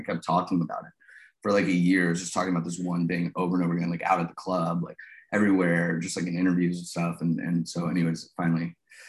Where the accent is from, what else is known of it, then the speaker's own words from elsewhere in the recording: United States; also born or lived in Los Angeles; as an American